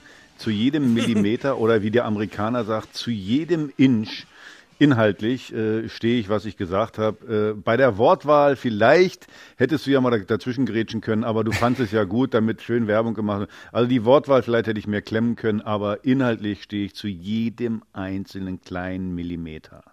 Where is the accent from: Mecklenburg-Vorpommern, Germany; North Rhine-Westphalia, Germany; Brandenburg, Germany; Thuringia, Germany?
Mecklenburg-Vorpommern, Germany; Ich bin in Buttenhagen in meinem Heimatdorf in Vorpommern